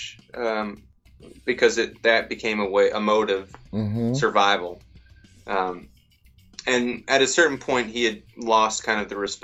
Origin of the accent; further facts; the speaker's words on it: Georgia, United States; I'm from Georgia